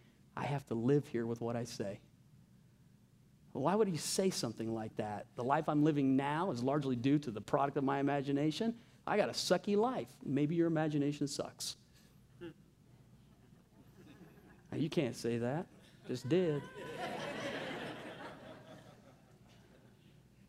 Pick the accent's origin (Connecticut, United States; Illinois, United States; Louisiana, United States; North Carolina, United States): Louisiana, United States; I'm from Louisiana.